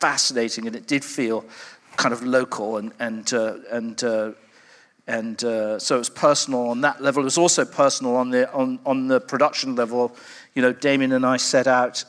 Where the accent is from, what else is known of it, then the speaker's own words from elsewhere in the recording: London, United Kingdom; I grew up I was born in London in the early 60s